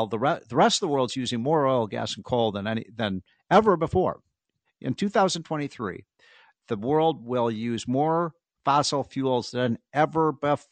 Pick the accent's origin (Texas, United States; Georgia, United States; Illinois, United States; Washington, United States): Illinois, United States; Chicago; I'm from Chicago